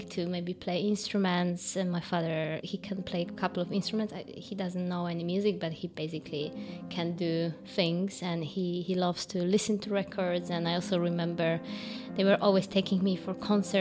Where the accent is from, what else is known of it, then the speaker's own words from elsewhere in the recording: Gdańsk, Pomeranian Voivodeship, Poland; English is a second language; moved away as an adult; also born or lived in Warsaw, Poland / Berlin, Germany; I was born in Gdańsk